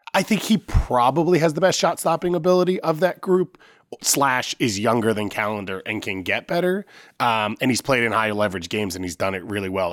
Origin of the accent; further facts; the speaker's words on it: New York, United States; I'm from New York